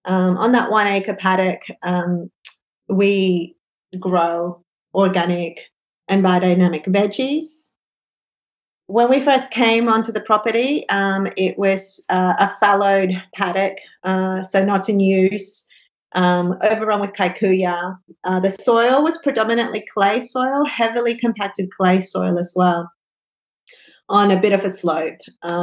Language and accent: English; Peru; also born or lived in Brisbane; now in Bellingen, Australia; I come from Peru.